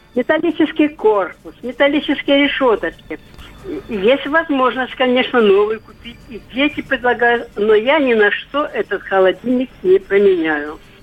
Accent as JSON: {"language": "Russian", "town": "Rostov-on-Don", "region": "Rostov Oblast", "country": "Russia", "said": "Я из Ростова"}